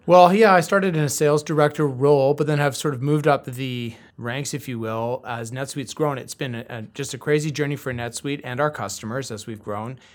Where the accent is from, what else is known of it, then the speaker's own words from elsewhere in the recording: Vancouver, British Columbia, Canada; moved away as an adult; now in Toronto, Canada; I grew up in the West Coast of Canada, in Vancouver